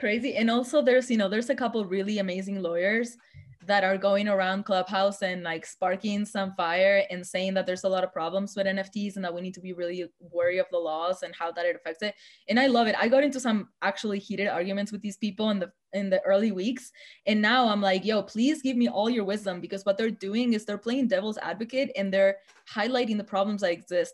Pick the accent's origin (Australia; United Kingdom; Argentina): Argentina; moved away; my hometown in Argentina